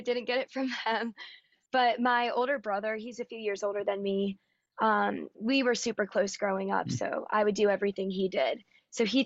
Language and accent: English; Raleigh, North Carolina, United States; moved away as an adult; now in Nashville, United States; I'm originally from Raleigh, North Carolina